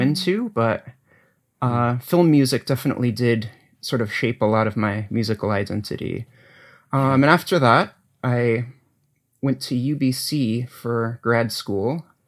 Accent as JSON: {"language": "English", "region": "New England", "country": "United States", "tie": "born or raised there", "also_born_or_lived": "Ithaca, New York", "moved": "yes", "said": "I grew up in New England"}